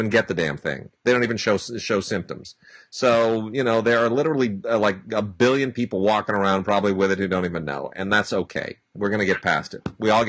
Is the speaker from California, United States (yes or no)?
yes; Southern California, United States; I was 5 years old when the Sylmar quake hit. I have been here for every earthquake in Southern California's fairly recent history.